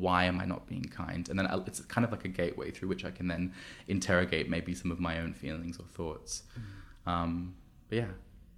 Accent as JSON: {"language": "English", "town": "Sydney", "region": "New South Wales", "country": "Australia", "lives_now": "London, United Kingdom", "said": "when I first moved to London, so I'm from, if you haven't heard my janky accent, I'm from Australia, I'm from Sydney."}